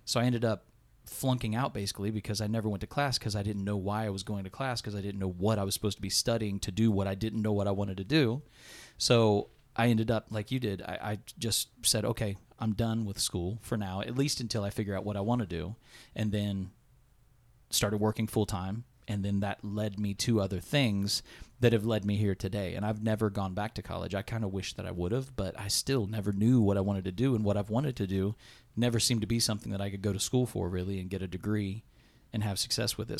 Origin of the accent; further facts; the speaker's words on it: Blanchester, Ohio, United States; … and I are both Blanchester boy, boys, born and raised